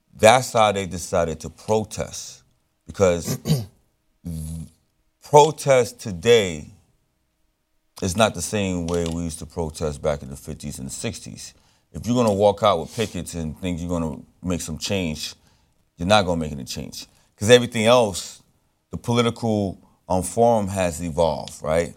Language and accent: English; Brooklyn, New York, United States; Well, I was born in Brooklyn. But Haiti is my lifeblood.